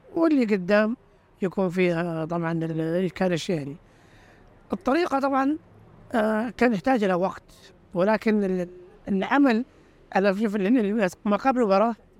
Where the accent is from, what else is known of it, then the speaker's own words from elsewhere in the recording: Saudi Arabia; عندنا في السعودية